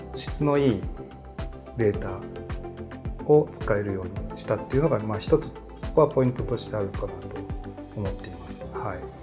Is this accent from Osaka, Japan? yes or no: no; Tsu, Mie, Japan; 三重県の津市という、はい、ところです